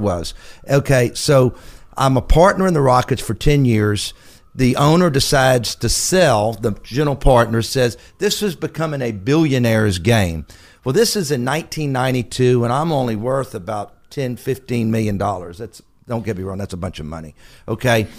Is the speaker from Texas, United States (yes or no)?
yes; Galveston, Texas, United States; I was born in Galveston, Texas.